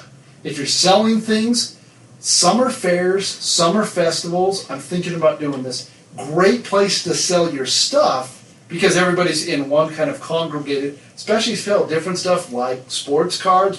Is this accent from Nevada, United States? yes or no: yes; Nevada, United States; also born or lived in California; now in Utah, United States; We live in the state of Utah. And I grew up in Nevada, and I lived in California for a time period.